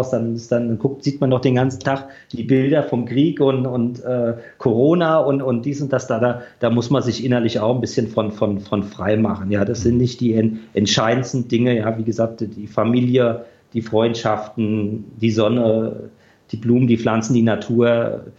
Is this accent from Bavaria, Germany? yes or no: no; Düsseldorf, North Rhine-Westphalia, Germany; Ich komme ja auch aus Düsseldorf, mhm. da haben wir auch die eine oder andere gute Rockkneipe.